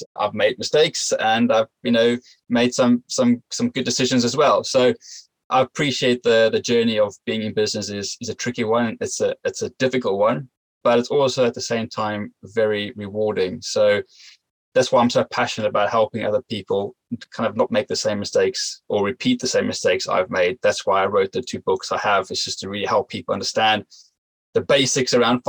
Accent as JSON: {"language": "English", "country": "South Africa", "tie": "born or raised there", "moved": "as an adult", "lives_now": "United Kingdom", "said": "I grew up in South Africa"}